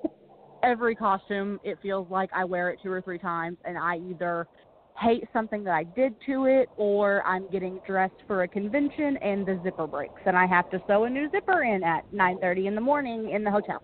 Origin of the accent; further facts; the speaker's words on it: near Paducah, Kentucky, United States; it's so close to my hometown